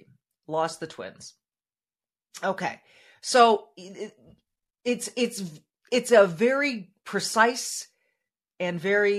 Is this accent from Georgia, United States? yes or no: no; Minnesota, United States; Here in my home state of Minnesota